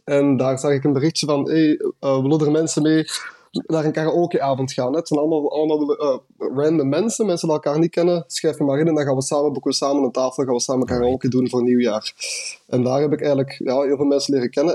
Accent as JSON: {"language": "Dutch", "town": "Westerlo", "region": "Flanders", "country": "Belgium", "also_born_or_lived": "Ghent", "moved": "as an adult", "lives_now": "Munich, Germany", "said": "ik kom oorspronkelijk uit Westerlo, Vlaanderen"}